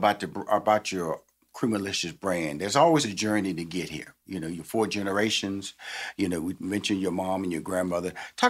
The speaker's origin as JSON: {"language": "English", "region": "Texas", "country": "United States", "tie": "born or raised there", "lives_now": "Atlanta, United States", "said": "I come from Texas, which is Bluebell ice cream country. So I kind of like grew up on Bluebell ice cream."}